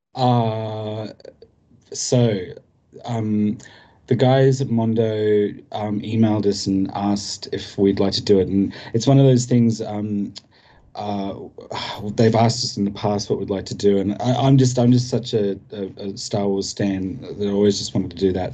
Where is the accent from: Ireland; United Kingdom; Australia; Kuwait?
Australia; as an Australian